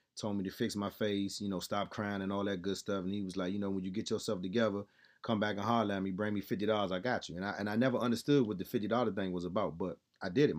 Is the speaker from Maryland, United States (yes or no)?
yes; Laurel, Maryland, United States; born or raised there; also born or lived in Southeast, Washington, D.C.